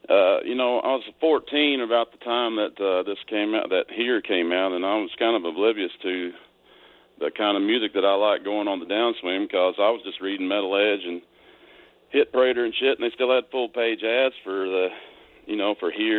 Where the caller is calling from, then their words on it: Big Sandy, Tennessee, United States; Yeah, I'm calling from Big Sandy, Tennessee.